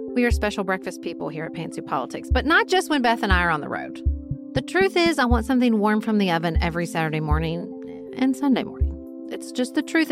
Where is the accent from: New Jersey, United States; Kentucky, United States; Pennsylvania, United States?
Kentucky, United States; my home state of Kentucky